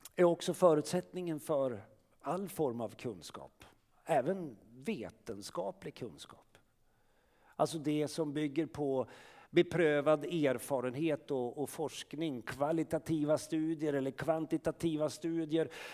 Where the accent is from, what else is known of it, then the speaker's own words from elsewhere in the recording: Sweden; som svenskar, vi är födda här